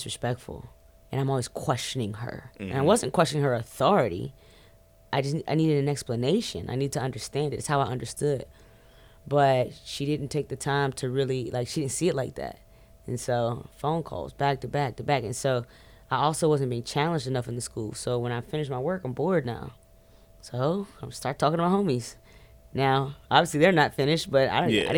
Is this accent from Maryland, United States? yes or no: yes; Forestville, Maryland, United States; Growing up in PG was amazing. I grew up in Forestville, Maryland